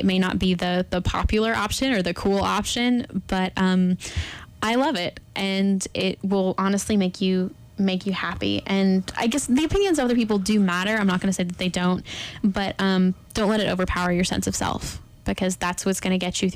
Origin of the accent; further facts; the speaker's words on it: Texas, United States; moved away; I'm from Texas originally, and it is flat there.